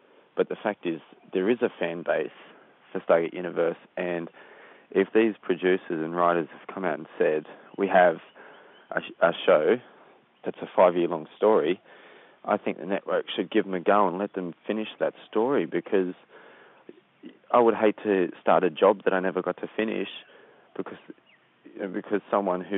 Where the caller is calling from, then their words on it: Sydney, New South Wales, Australia; I'm calling from Sydney, Australia.